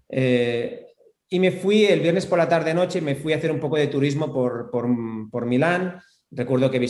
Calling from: Buenos Aires, Argentina; Hola, ¿cómo están a todos los podcast? … soy de Buenos Aires.

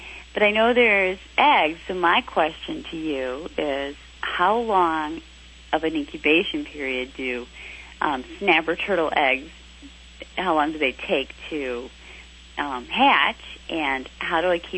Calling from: West Bloomfield, Michigan, United States; I'm calling from West Bloomfield, Michigan, about an hour outside of Detroit.

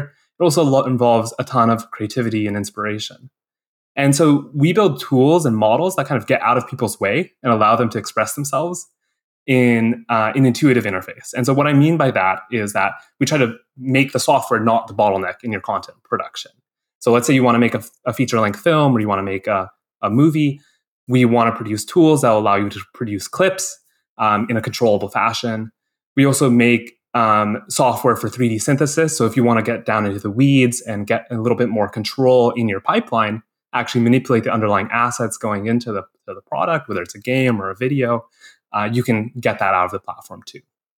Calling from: San Francisco, California, United States; I'm calling in from San Francisco, California.

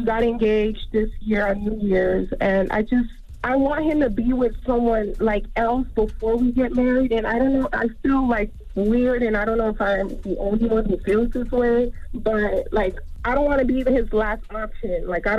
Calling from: Miami, Florida, United States; Hello, hi. I'm calling from Miami.

